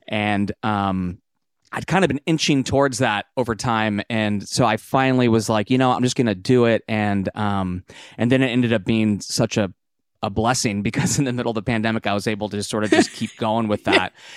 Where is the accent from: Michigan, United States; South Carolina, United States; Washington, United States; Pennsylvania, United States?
Washington, United States; Seattle; moved away as an adult; now in Nashville, United States; I grew up in Seattle